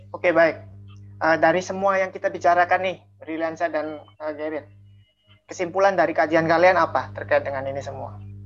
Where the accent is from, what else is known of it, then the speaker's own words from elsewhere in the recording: Indonesia; now in Russia; karena kita lagi di Rusia sekarang dan kita berasal dari Indonesia